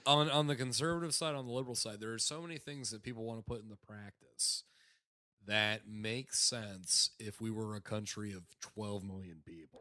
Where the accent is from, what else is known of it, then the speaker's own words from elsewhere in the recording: South Florida, United States; I grew up in South Florida